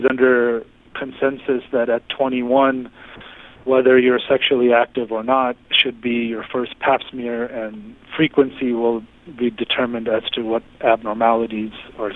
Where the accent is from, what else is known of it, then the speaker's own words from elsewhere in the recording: New York City, New York, United States; I was pretty much born and raised in the New York City area